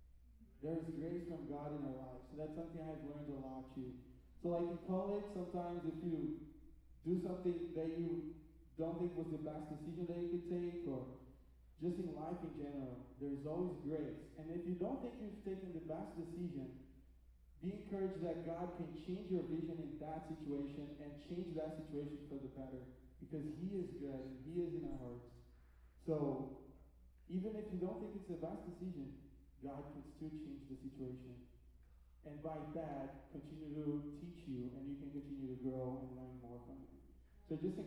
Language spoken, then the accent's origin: English; Brazil; moved away; I'm from Brazil originally